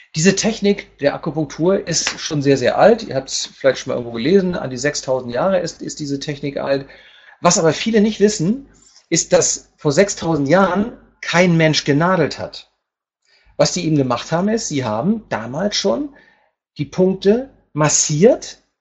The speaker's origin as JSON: {"language": "German", "region": "Hamburg", "country": "Germany", "moved": "as an adult", "lives_now": "Palma, Spain", "said": "ich komme ursprünglich aus Hamburg"}